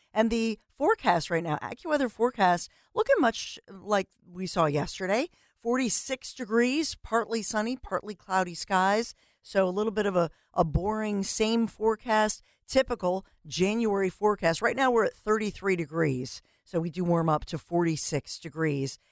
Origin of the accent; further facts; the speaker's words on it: Philadelphia, Pennsylvania, United States; in Philadelphia, we're sarcastic